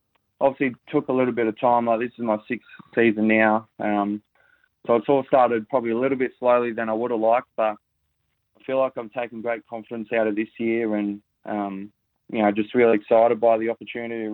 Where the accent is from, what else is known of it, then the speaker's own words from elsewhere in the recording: Noosa, Queensland, Australia; I was very lucky as a kid growing up in Noosa